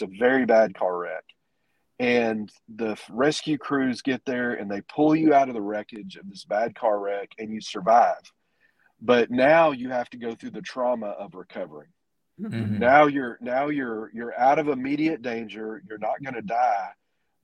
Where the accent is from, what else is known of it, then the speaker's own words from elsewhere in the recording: Texas, United States; moved away as an adult; now in Arkansas, United States; We're from Texas, but we've been up here for 14 years.